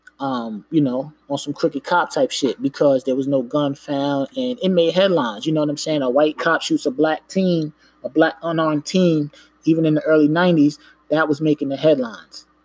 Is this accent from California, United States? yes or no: no; New York, United States; I'm not from Jersey, from New York